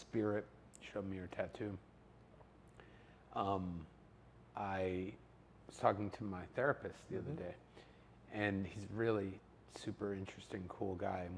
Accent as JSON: {"language": "English", "town": "Howell", "region": "New Jersey", "country": "United States", "tie": "born or raised there", "said": "I grew up in Howell, New Jersey"}